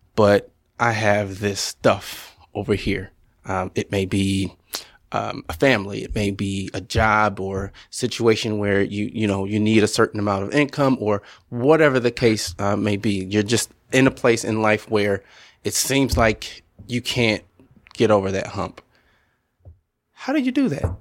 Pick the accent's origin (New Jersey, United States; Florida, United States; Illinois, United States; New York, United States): Illinois, United States; Southern; moved away; I'm originally from Southern Illinois